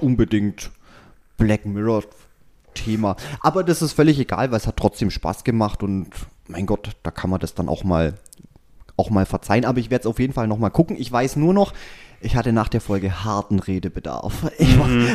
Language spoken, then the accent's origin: German; Swabia, Germany; ich bin ein Schwabe